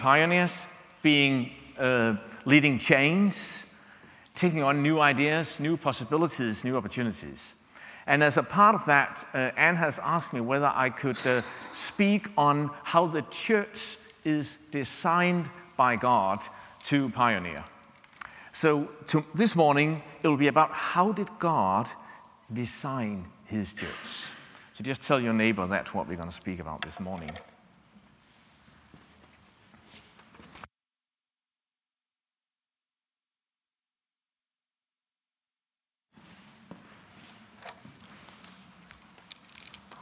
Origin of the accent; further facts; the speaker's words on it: Denmark; English is a second language; we are from Denmark, English is not our mother tongue